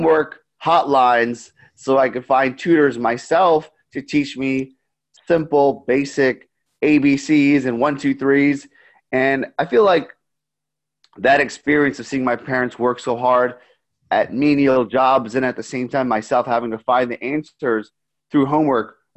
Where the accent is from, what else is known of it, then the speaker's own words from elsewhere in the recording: New York, United States; I grew up in New York my entire life.